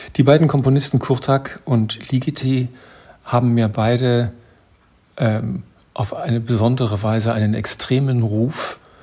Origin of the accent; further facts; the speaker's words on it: Germany; bei uns in Deutschland